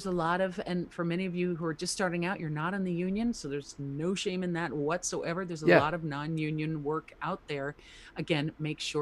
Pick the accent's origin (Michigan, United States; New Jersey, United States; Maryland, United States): New Jersey, United States; I'm from Jersey